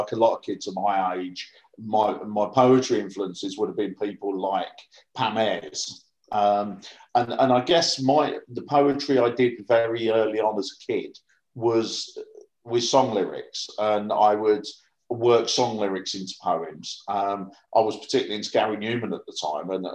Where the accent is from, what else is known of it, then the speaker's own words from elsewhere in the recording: Northampton, East Midlands, United Kingdom; also born or lived in Harlow, Essex / Ashington, Northumberland; when I was about seven, we moved down to Northampton through the Labour Exchange, and I've lived down here ever since.